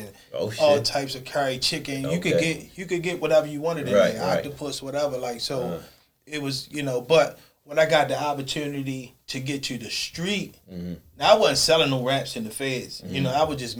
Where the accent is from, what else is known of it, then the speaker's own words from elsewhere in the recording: Baltimore, Maryland, United States; I grew up in East and West Baltimore